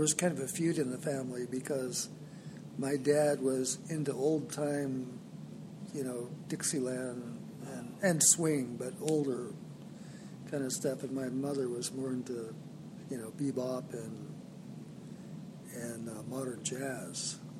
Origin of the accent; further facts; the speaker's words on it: Los Angeles, California, United States; I live at Friendship Manor. I grew up in Van Nuys.